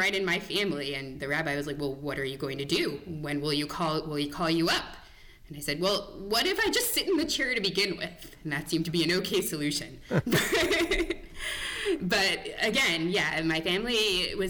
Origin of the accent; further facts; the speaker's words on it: Rockland County, New York, United States; now in Connecticut, United States; I grew up in Rockland County, New York